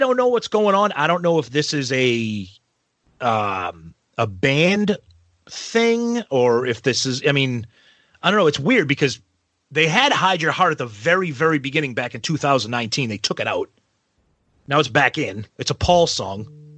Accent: Boston, Massachusetts, United States; We're from Boston.

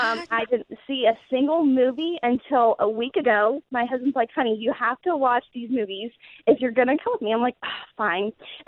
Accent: Gettysburg, Pennsylvania, United States; because I'm from Gettysburg, Pennsylvania. So everything was black.

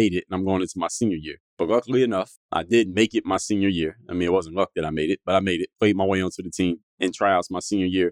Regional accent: Philadelphia, Pennsylvania, United States; moved away as an adult; now in Miami, United States; I come from Philadelphia, born and raised.

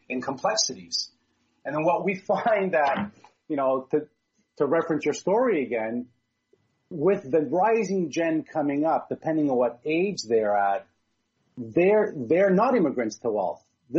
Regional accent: Hamilton, Ontario, Canada; now in Burlington, Canada; I'm just in Burlington, Ontario. I was born in Hamilton, so we're very much very close to one another

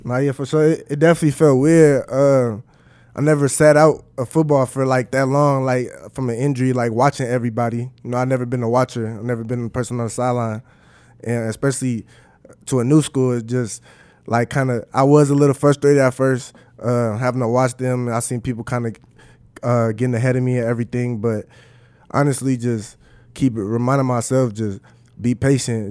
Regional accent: Minnesota, United States; moved away as an adult; now in Nebraska, United States; my hometown

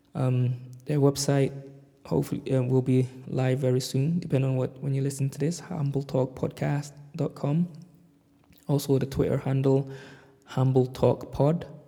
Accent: London, United Kingdom; moved away as an adult; now in Glasgow, United Kingdom; I'm currently based in Glasgow, Scotland, in the UK, but I grew up in London.

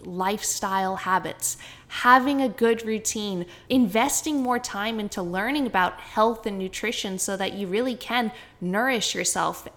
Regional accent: Canada; accent: Canadian; my Canadian accent

